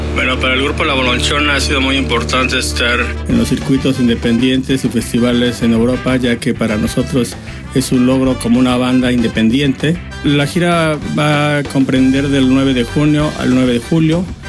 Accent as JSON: {"language": "Spanish", "region": "Morelos", "country": "Mexico", "said": "para nosotros es un gran logro como, como banda morelense"}